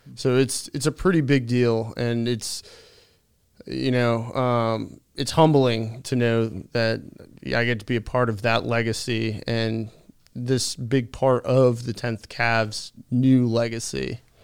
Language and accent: English; Derby, Connecticut, United States; I'm from a very small town in Connecticut called Derby